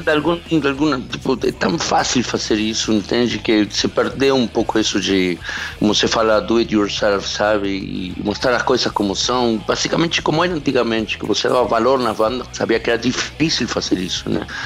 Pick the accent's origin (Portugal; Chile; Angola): Chile; Portuguese is a second language; also born or lived in Argentina; now in Brazil; Eu sou chileno, na real. Eu morei lá, mas não sou argentino, nasci no Chile.